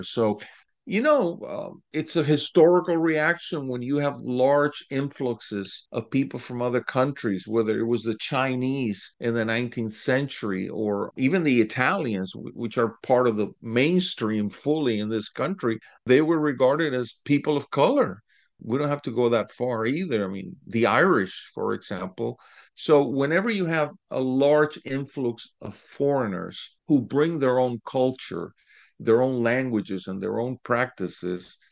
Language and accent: English; Lima, Peru; also born or lived in Cuba; now in Florida, United States; because I was born in Cuba. My family left, uh, early on during the revolution. We settled in Peru